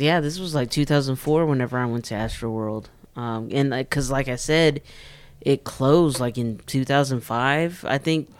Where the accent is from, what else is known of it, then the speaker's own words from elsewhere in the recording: Amarillo, Texas, United States; I grew up in the Mesa Verde area